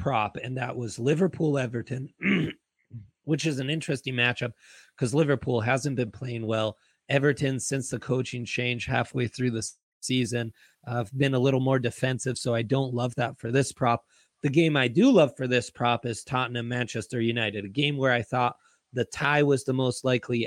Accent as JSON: {"language": "English", "country": "Italy", "tie": "born or raised there", "moved": "yes", "said": "I grew up in Italy."}